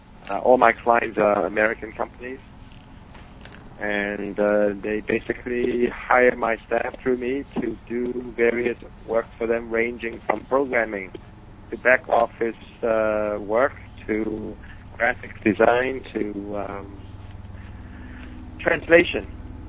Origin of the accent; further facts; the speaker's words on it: Hong Kong; also born or lived in United States; now in Guangzhou, China; I was born in Hong Kong. And I went to the U.S. to study, and then I worked on Wall Street for a number of years, and then about 10 years ago, I decided to move back to this part of the world.